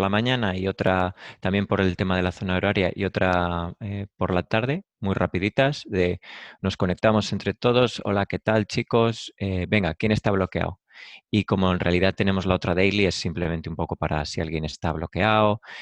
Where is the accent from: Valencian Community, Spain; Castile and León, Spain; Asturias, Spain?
Castile and León, Spain; Valladolid; moved away as an adult; now in Madrid, Spain; yo soy de Valladolid, me vine a Madrid eh, para montar algo más gordo